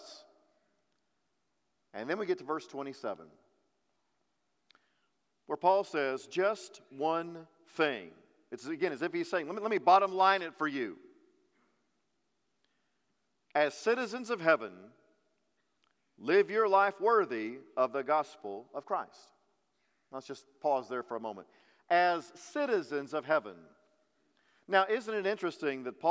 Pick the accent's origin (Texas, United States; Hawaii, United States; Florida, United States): Texas, United States; also born or lived in Kentucky; we're very proud to be Texans